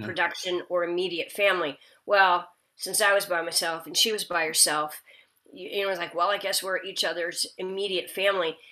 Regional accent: Nebraska, United States; also born or lived in Kansas; now in California, United States; I'm from the Midwest. I grew up, I was born in Kansas and grew okay. up in Nebraska

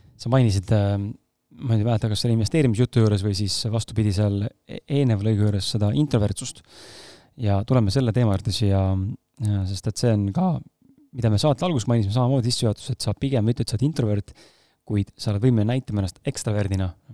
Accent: Estonia

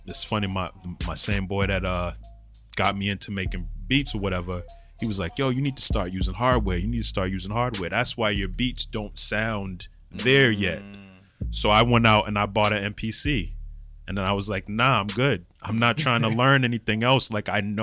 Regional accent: Boston, Massachusetts, United States; I'm from Boston

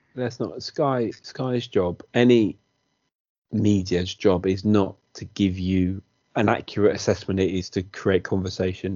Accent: Wales, United Kingdom; as a Welshman

